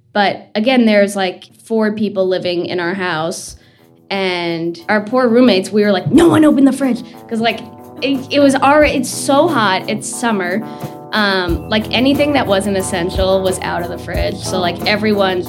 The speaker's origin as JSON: {"language": "English", "region": "New Jersey", "country": "United States", "also_born_or_lived": "Colorado / Vermont", "moved": "as an adult", "lives_now": "Burlington, United States", "said": "I'm originally from New Jersey"}